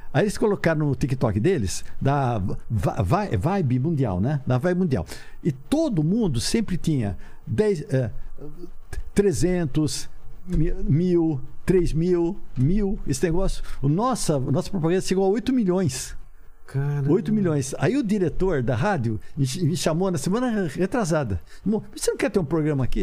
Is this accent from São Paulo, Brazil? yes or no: yes; Ribeirão Preto, São Paulo, Brazil; accent: caipira; Eu, eu sou de Ribeirão Preto. Falei, pelo amor de Deus, eu sou caipira.